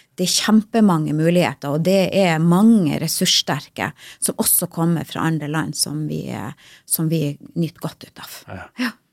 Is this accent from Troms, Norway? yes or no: yes; Lyngen, Troms, Norway; Jeg er jo sjøl fra Lyngen